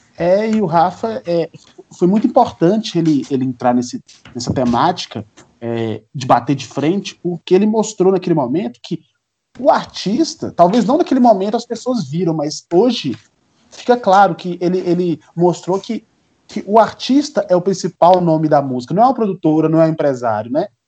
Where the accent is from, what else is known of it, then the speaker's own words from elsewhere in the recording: Minas Gerais, Brazil; also born or lived in Ouro Preto; A gente é de Minas Gerais, nós somos mineiros. Sim. Eu sou de, morador de Ouro Preto